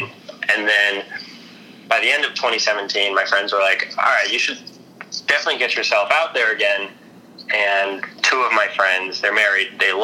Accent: Chicago, Illinois, United States; also born or lived in New York; now in San Francisco, United States; I actually grew up in the suburbs of Chicago

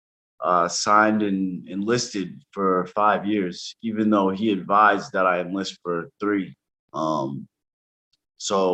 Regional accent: New York City, New York, United States; moved away as an adult; also born or lived in Brooklyn; now in New Hampshire, United States; I'm from New York City. I was born in Brooklyn, raised in Spanish Harlem.

